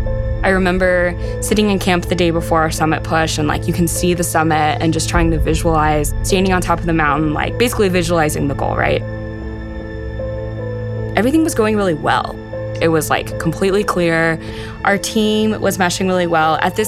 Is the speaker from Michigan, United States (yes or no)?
no; Texas, United States; I grew up in Texas, and growing up in Texas, I didn't have access to a lot of the outdoors